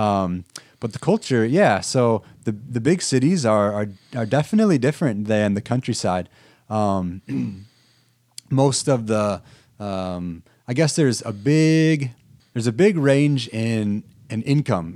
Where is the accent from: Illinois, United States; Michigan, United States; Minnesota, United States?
Illinois, United States; Erie; moved away as an adult; I grew up in Erie, Illinois, which is pretty close to Sterling here